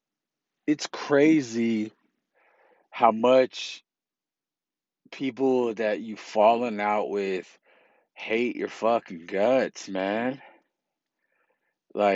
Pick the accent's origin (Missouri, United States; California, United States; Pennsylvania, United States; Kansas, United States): California, United States; South San Francisco; also born or lived in Millbrae, California; I grew up in South San Francisco, California. And then I moved in eighth grade while I was going to Alta Loma Middle School in South City. I moved to Millbrae